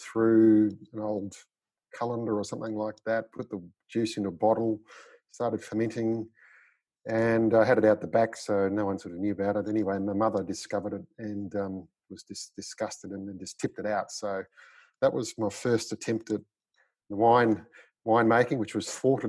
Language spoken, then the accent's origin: English; Ovens Valley, northeast Victoria, Australia; Grew up in the northeast of Victoria in the Ovens Valley, which is now the Alpine Valleys wine region